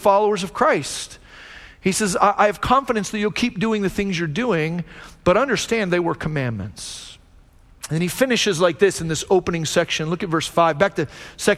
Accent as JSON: {"language": "English", "country": "United States", "said": "I'm an American"}